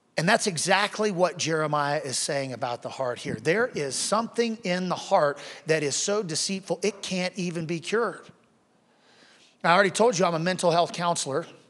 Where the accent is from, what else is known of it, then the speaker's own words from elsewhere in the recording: Wichita, Kansas, United States; I grew up in Wichita, Kansas